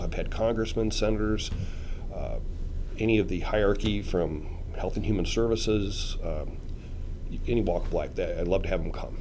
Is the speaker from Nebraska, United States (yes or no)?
yes; Omaha, Nebraska, United States; I was born in Omaha, uh, 1954